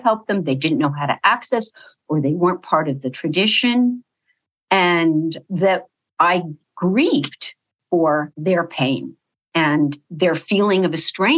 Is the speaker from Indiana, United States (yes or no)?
no; Los Angeles, California, United States; So I was born in Los Angeles